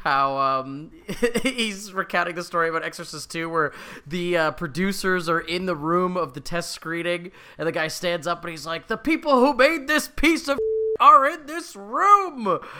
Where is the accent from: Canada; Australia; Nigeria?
Canada; we're Canadian